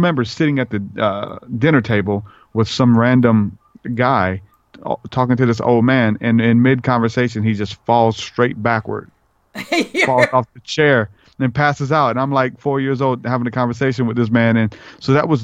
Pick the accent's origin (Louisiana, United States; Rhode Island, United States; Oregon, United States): Louisiana, United States; New Orleans; I grew up in New Orleans